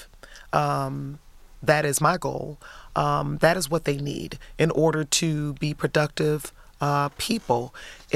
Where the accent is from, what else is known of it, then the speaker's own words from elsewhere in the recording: Detroit, Michigan, United States; also born or lived in Highland Park, Michigan; graduated from Kettering High School in Detroit, and lived on the east side all my life